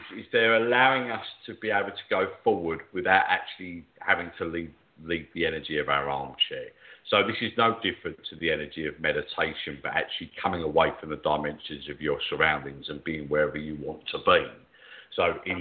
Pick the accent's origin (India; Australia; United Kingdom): United Kingdom; England; I'm an …, so I'm an alien to that area.